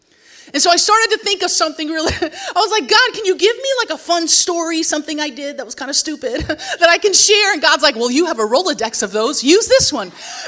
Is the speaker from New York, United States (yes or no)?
yes; New York, United States; You should know that I identify as a New Yorker, so nothing I wore was appropriately for a Montana